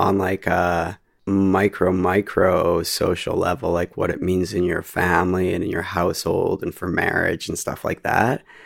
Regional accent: Canada; I'm Canadian

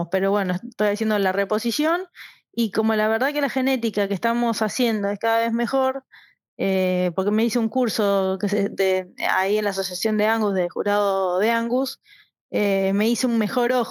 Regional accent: Buenos Aires, Argentina; born there; also born or lived in Córdoba / Misiones; Bueno, yo nací en Capital Federal

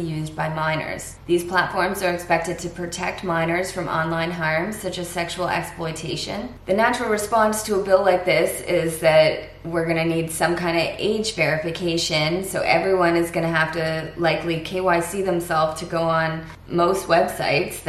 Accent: Florida, United States; now in Canada; my home state of Florida

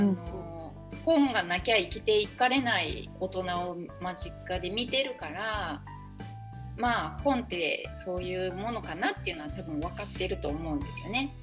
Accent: Yokkaichi, Mie, Japan; moved away as an adult; now in Kyoto, Japan; なので私は三重四日市生まれ育ちで

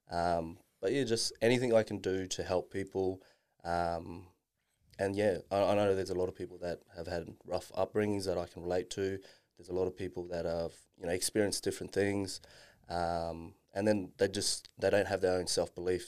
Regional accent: Darwin, Northern Territory, Australia; growing up in Darwin

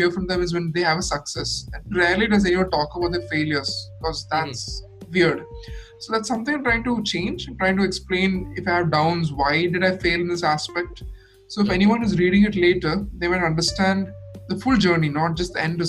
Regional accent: Kerala, India; I am from Kerala.

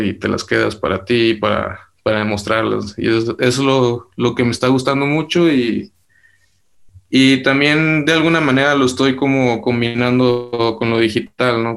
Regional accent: Durango, Mexico; de donde yo soy eh, realmente es algo pequeño y todavía está creciendo, es un lugar hermoso, es Durango

